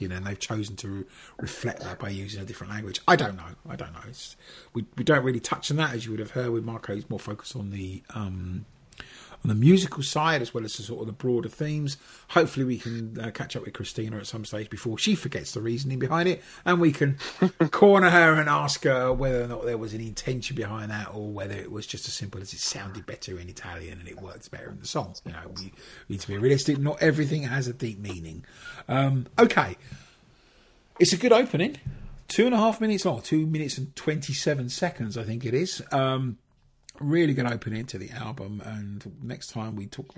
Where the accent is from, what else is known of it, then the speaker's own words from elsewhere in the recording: England, United Kingdom; we're all English